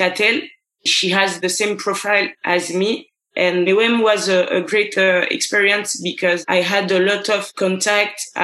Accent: Gabon; English is a second language; now in France; I start music at 12 years old in my home country, Gabon. I'm coming to France to live

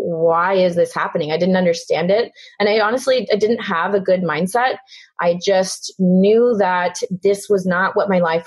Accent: Houston, Texas, United States; I grew up in Houston, Texas.

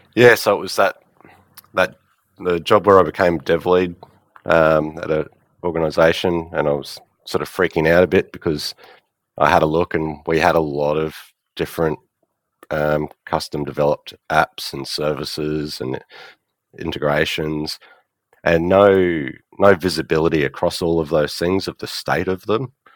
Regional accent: Australia; I'm from Australia.

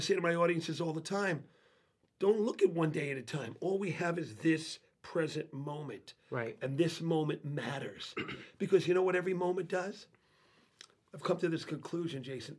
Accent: New York City, New York, United States; moved away as an adult; I grew up in New York City

